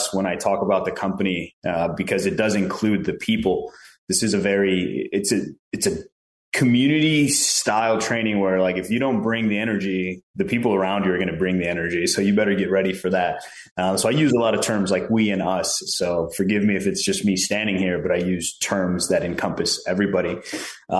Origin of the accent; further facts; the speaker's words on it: Chicago, Illinois, United States; also born or lived in Prescott, Arizona; now in Phoenix, United States; I grew up in Chicago and my whole life there was just a gamble, but a fun one